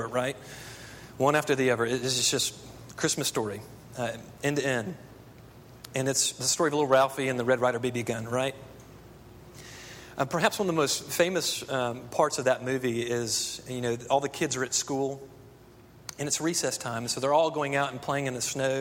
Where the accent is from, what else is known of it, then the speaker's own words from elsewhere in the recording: Texas, United States; I grew up in Texas